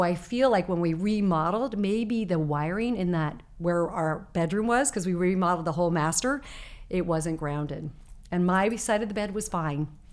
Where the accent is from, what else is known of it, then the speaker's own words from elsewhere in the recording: Arizona, United States; moved away; I was growing up in Arizona